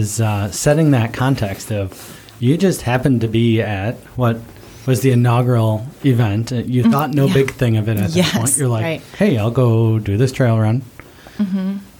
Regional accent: Buffalo, New York, United States; I grew up in Buffalo

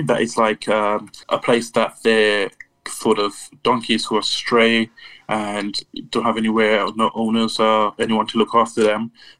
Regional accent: Antigua & Barbuda; moved away as an adult; now in London, United Kingdom; growing up in Antigua

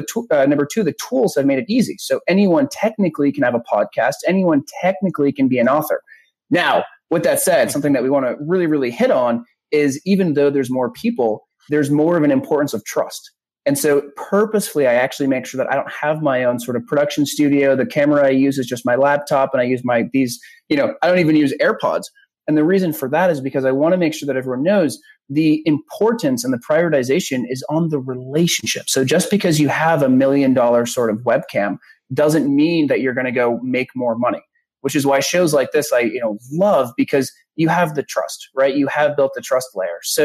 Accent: Newburyport, Massachusetts, United States; I grew up in a small town called Newburyport

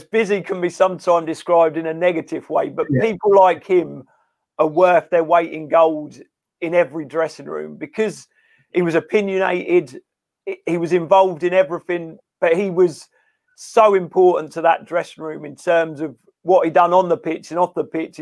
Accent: Cambridge, East of England, United Kingdom; moved away as an adult; also born or lived in Antwerp / Manchester / Stoke; I'm from Cambridge.

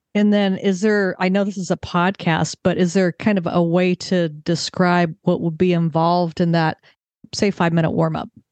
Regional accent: California, United States; I grew up in California

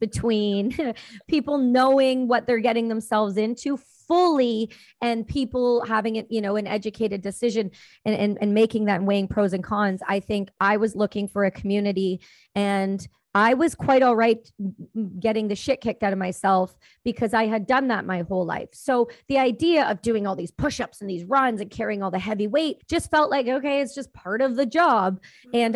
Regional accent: Campbellford, Ontario, Canada; No, I grew up in Ontario. I'm East Coaster. I'm from a small town called Campbellford near the Trenton Air Base.

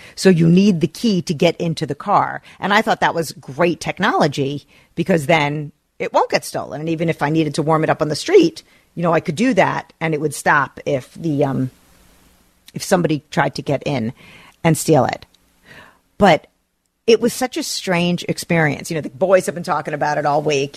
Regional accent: New Jersey, United States; now in St. Louis Park, United States; Growing up in New Jersey

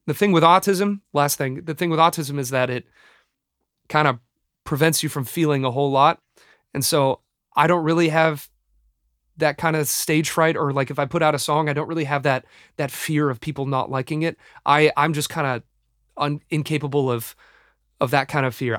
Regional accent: Los Angeles, California, United States; my hometown

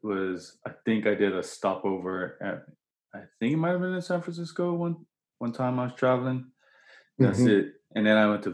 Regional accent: Bermuda; moved away; I'm actually from Bermuda originally

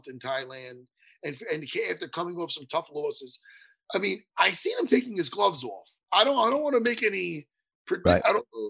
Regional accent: East Meadow, New York, United States; East Meadow, my hometown, where I grew up.

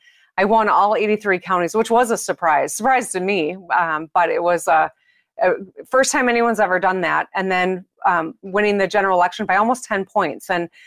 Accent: Michigan, United States; That's true. Yes, I am a Michigander almost every minute of my life.

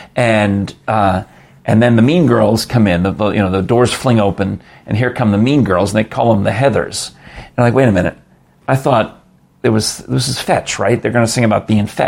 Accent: New York City, New York, United States; I grew up in New York, and my father and my mother would go to Broadway in those days

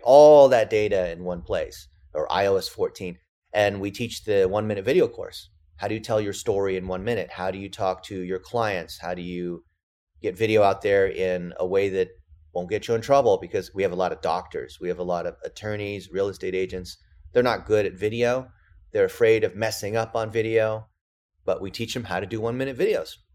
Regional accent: California, United States; English is a second language; I'm an A B C, which that means American born Chinese, and I didn't speak English when I started.

